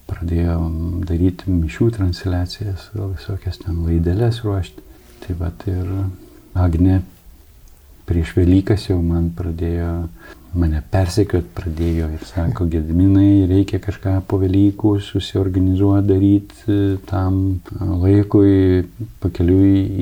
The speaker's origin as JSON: {"language": "Lithuanian", "region": "Samogitia", "country": "Lithuania", "said": "kaip mes žemaičiai sakom."}